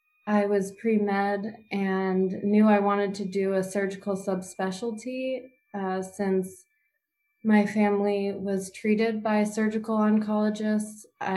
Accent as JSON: {"language": "English", "town": "Middletown", "region": "Connecticut", "country": "United States", "said": "I'm from Middletown, Connecticut."}